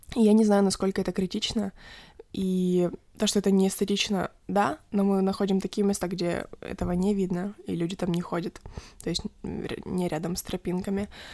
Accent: Kharkiv Oblast, Ukraine; Когда меня спрашивают, откуда я, я говорю, что из Харькова

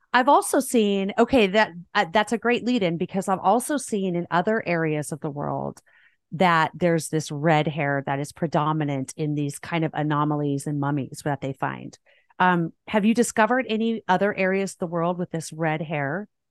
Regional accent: Southern California, United States; moved away; I grew up in Southern California. I just recently moved

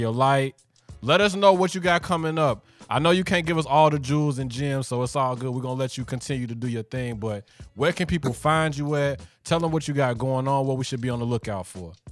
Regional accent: Chicago, Illinois, United States; moved away as an adult; also born or lived in New York City / Miami; born and raised in Chicago, and lived in Miami

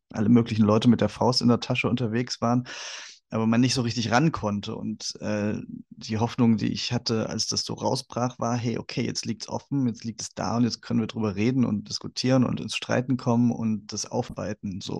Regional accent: East Germany, Germany; dass ich als Ostdeutscher ja hm, wirklich so in so einer Scharnierrolle bin.

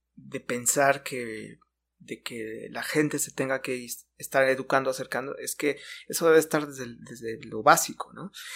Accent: Mexico; como mexicanos en general para simbolizar parte de lo que somos

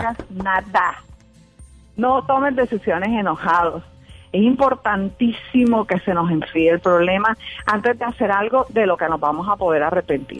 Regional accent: Barranquilla, Atlántico, Colombia; Soy de Barranquilla, Colombia.

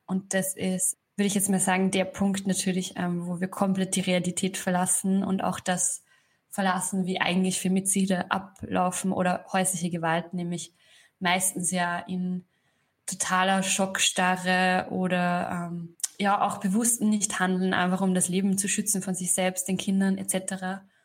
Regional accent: Upper Austria, Austria; moved away as an adult; now in Berlin, Germany; ich bin am Land aufgewachsen in Oberösterreich

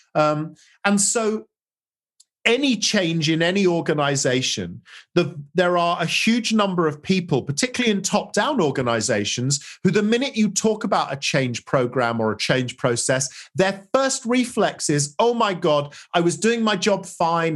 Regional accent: England, United Kingdom; as an English, you know, as a Brit

